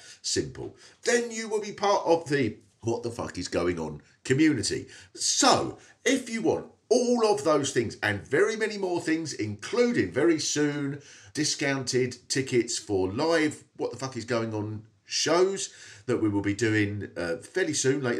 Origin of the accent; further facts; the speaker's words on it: Swanley, South East England, United Kingdom; I come from Swanley, which is about 4 miles from there.